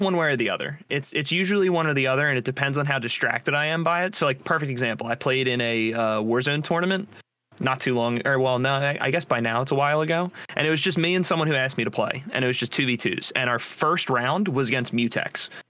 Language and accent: English; New Jersey, United States; I'm from New Jersey